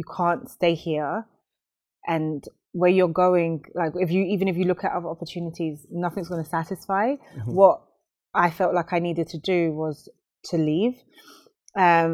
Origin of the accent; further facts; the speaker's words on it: London, United Kingdom; also born or lived in Romford / Sheffield; I grew up in Haggerston, so Haggerston Estate in Hackney.